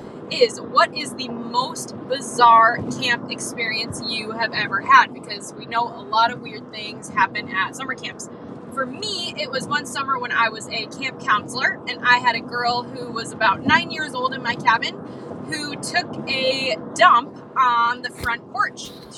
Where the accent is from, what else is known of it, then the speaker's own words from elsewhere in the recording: Fargo, North Dakota, United States; Hey. I am from Fargo, North Dakota.